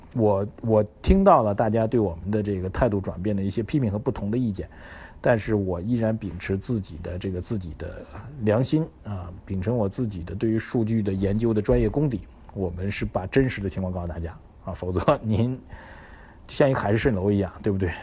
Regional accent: China; 作为一个中国人来说

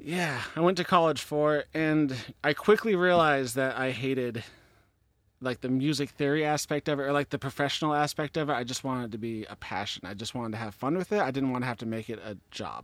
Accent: Washington, United States; I was sixty miles south of Seattle

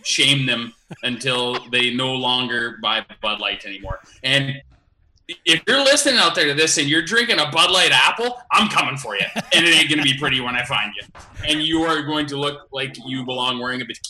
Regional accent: Foam Lake, Saskatchewan, Canada; I grew up on the Foam Lake Community Pasture.

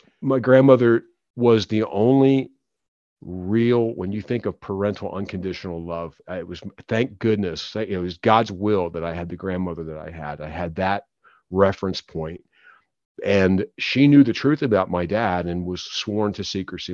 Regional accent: Philadelphia, Pennsylvania, United States; I was born in Philadelphia.

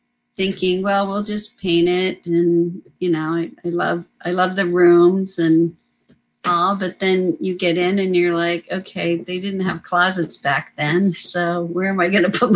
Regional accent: United States; moved away as an adult; now in California, United States; I grew up right outside of Washington, D.C.

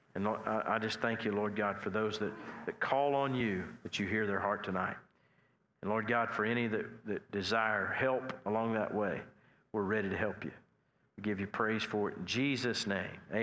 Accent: Nash and Watonga area, Oklahoma, United States; I was more from Nash and, and Watonga area

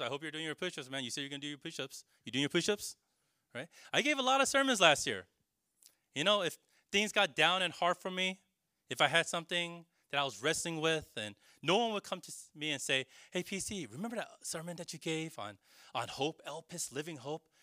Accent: California, United States; now in New York, United States; Growing up in California

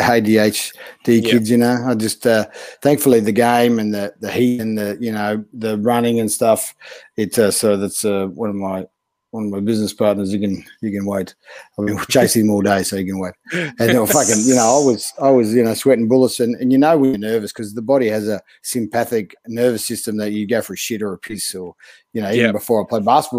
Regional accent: Brisbane, Queensland, Australia; also born or lived in Mildura, Victoria; being a Queenslander kid

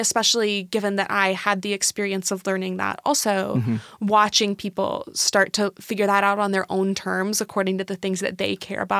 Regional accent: Seattle, Washington, United States; now in Tacoma, United States; I grew up in Seattle, big Seattle's fan.

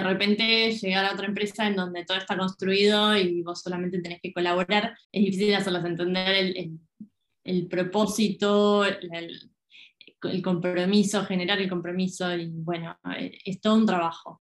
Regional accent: Argentina; siendo argentina

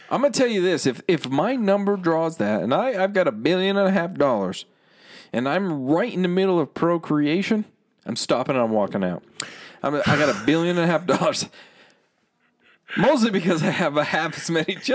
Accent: New Jersey, United States; Like, okay, I'm from East Coast, but I'm going to pretend that I'm West Coast.

